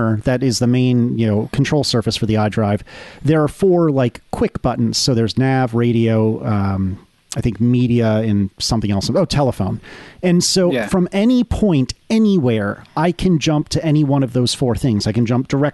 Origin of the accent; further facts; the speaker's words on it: Northeast, United States; also born or lived in the South; I'm from the Northeast, but I've spent enough time in the South